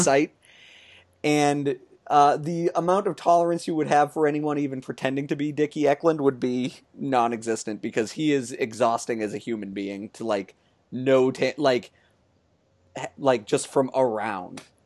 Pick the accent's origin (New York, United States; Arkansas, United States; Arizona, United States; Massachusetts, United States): Massachusetts, United States; Lowell; all around my hometown